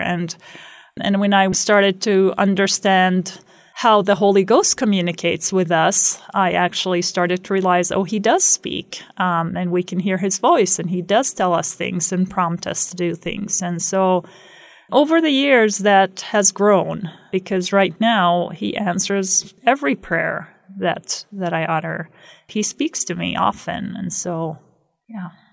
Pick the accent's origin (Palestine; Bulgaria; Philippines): Palestine; Beit Sahour, West Bank; moved away as an adult; also born or lived in Jerusalem; now in Rexburg, Idaho, United States; I grew up in Beit Sahor